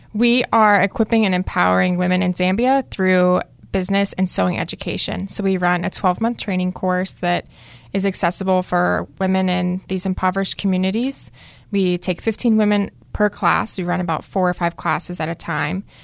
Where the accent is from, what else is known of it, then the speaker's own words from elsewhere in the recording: Cary, North Carolina, United States; also born or lived in Fuquay-Varina, North Carolina; I grew up here in Cary, North Carolina. I'm now living in Fuquay